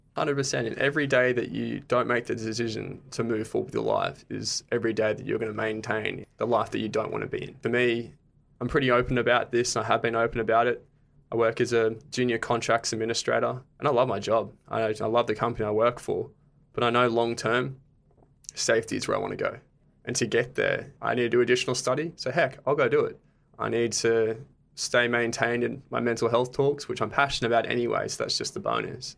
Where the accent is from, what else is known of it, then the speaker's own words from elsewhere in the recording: Gold Coast, Queensland, Australia; moved away as an adult; now in Brisbane, Australia; I'm originally from the Gold Coast